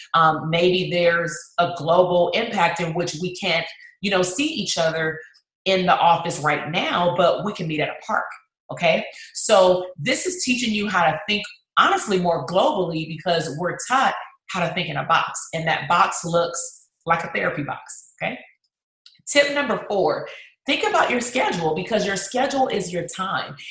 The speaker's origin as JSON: {"language": "English", "town": "Compton", "region": "California", "country": "United States", "tie": "born or raised there", "said": "my hometown that's compton"}